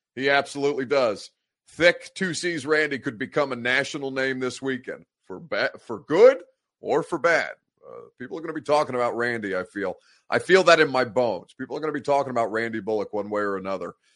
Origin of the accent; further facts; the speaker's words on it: United States; I was conceived in Egypt. They came back here to the States to have me